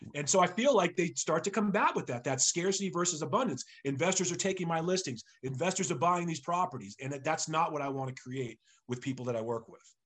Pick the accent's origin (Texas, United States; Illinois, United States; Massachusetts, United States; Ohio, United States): Massachusetts, United States; Sharon; also born or lived in Framingham, Massachusetts / Brookline, Massachusetts; I grew up in Sharon, Massachusetts